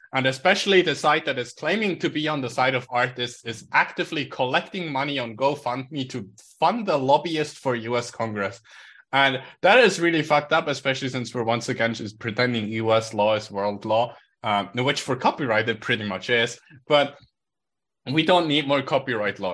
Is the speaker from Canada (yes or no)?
no; Switzerland